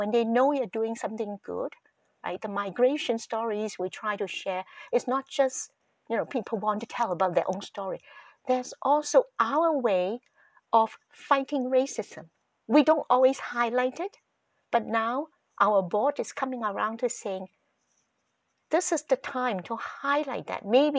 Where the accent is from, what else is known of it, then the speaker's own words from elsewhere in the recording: Canada; We have been here for a long time, right? We are Canadian.